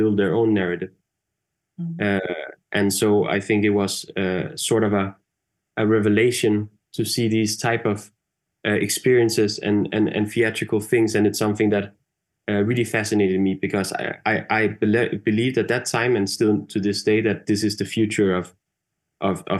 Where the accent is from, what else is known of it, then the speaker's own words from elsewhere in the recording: Denmark; I'm from Denmark, and I remember growing up in school, like in Denmark